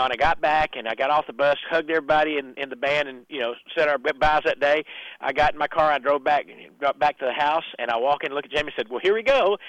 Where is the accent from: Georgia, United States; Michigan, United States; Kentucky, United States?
Kentucky, United States; Well, in my hometown up in Kentucky, they wanted to do a CD release kind of thing.